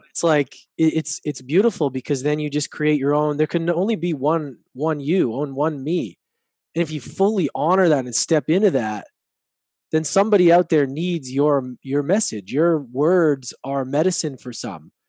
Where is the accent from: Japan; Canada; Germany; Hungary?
Canada; Edmonton, Alberta; growing up in Edmonton